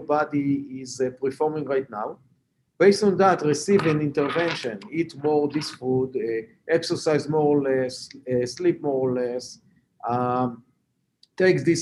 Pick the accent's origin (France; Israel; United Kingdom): Israel; English is a second language; moved away as an adult; also born or lived in Boston; As you can hear from my accent, I'm not a Native American. I was born and raised in Israel.